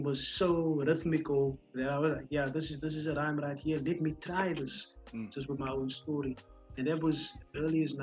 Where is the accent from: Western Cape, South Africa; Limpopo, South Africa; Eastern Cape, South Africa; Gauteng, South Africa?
Western Cape, South Africa; Cape Town; I was growing up in Kelsra, in the northern parts of the Cape Flats